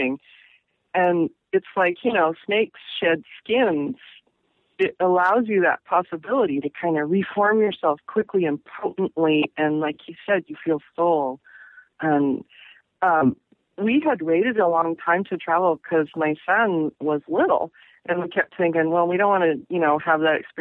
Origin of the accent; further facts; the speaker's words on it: Pacific Northwest, United States; also born or lived in Massachusetts / New York / Florida / Ohio; I grew up in the Northwest, and I've always come back, and cumulatively, I've lived here the most number of years